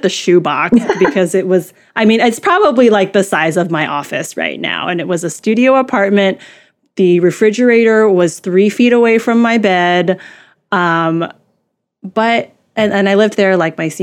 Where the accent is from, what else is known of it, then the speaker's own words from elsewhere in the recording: Midwest, United States; I grew up in the Midwest. There's not a lot of Asians here.